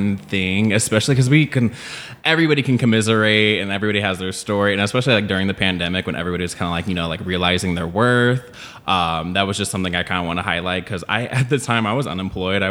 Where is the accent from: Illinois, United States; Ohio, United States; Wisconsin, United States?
Illinois, United States; outside of Chicago; moved away as an adult; also born or lived in Long Beach, California; now in Los Angeles, United States; I was born in Long Beach, and then my family moved to Illinois. So they moved outside of Chicago.